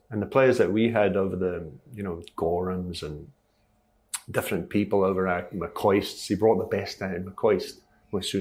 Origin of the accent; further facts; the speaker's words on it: Stockholm, Stockholm County, Sweden; born there; I was well known in Sweden that I was born in Stockholm.